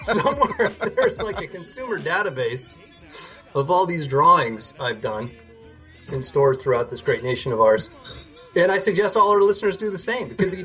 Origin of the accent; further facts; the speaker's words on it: United States; I'm an American